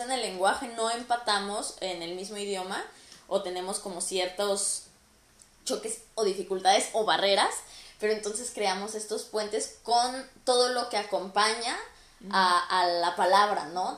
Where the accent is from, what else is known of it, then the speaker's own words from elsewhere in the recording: Mexico; somos mexicanos los dos y hablamos el, mismo tipo de español